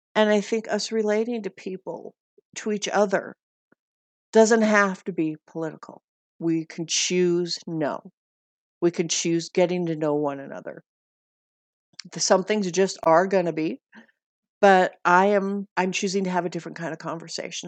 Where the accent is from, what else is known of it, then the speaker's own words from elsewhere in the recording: Montana, United States; when I was growing up in Montana